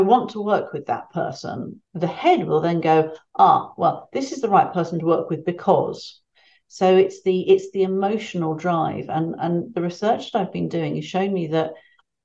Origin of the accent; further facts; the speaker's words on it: United Kingdom; accent: British; my British accent